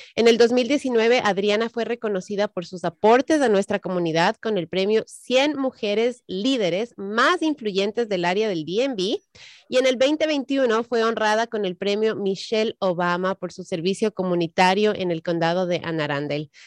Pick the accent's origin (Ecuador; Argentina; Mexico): Ecuador; also born or lived in Colombia; now in Maryland, United States; yo soy de Ecuador, aparte que mi, sangre es colombiana